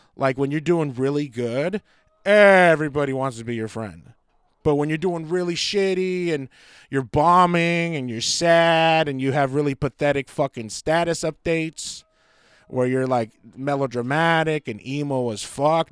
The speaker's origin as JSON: {"language": "English", "country": "United States", "said": "I love being an American."}